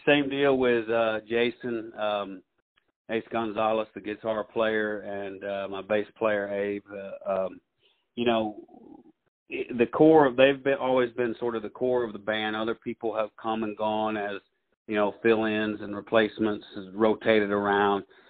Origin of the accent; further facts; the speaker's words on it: Russellville, Alabama, United States; I grew up in Muscle Shoals. I was uh, I was oh, raised actually, yeah, I, I was raised actually in Franklin County in uh, Russellville and uh, Muscle Shoals area